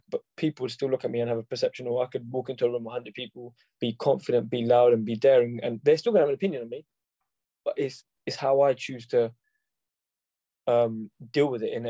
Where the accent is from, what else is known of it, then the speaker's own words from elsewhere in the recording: North India, India; It's not because I'm from North India, I'm the same as someone who's from South.